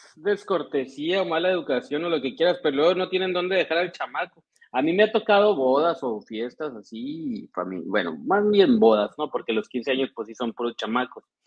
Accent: Ciudad Obregón, Sonora, Mexico; aquí en, en mi tierra

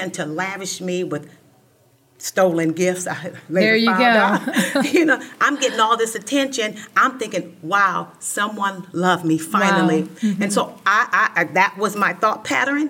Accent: Los Angeles, California, United States; I grew up in South Central Los Angeles

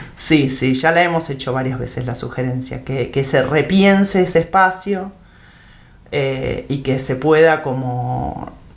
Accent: Temperley, Buenos Aires Province, Argentina; moved away as an adult; now in El Bolsón, Argentina; yo nací en Buenos Aires, en provincia de Buenos Aires, en em, Temperley. Em, me vine a vivir al Bolsón en el año 97

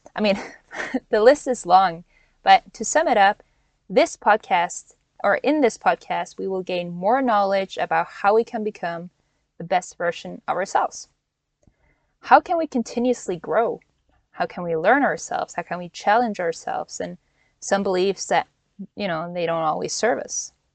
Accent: Norway; moved away as an adult; also born or lived in Hawaii; now in United States; born and raised in Norway, but went to college in Hawaii

